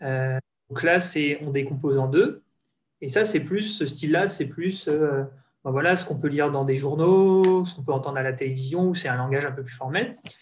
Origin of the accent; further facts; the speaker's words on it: Alsace, Grand Est, France; moved away as an adult; also born or lived in United States / London / Switzerland / northern France; now in Düsseldorf, Germany; je viens d'Alsace. J'ai grandi euh, pas directement à la frontière, mais dans un village de 2000 habitants très sympa sur la route du vin